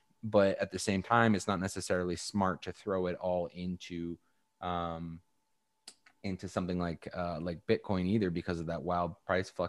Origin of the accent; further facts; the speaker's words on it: Canada; I'm Canadian